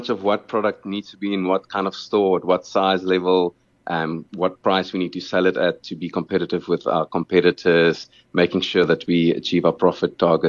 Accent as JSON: {"language": "English", "town": "Johannesburg", "region": "Gauteng", "country": "South Africa", "tie": "born or raised there", "first_language": "Afrikaans", "second_language": "English", "moved": "as an adult", "lives_now": "Cape Town, South Africa", "said": "I'm 37 years old, so I'm nearing that 40 mark in my life. I definitely call myself Cape Townian, even though I grew up in Roodepoort in Johannesburg. I studied there at the University of Joburg"}